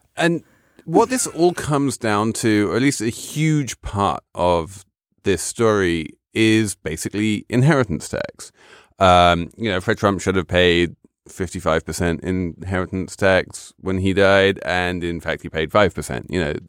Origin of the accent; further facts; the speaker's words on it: England, United Kingdom; moved away; as the English person around the table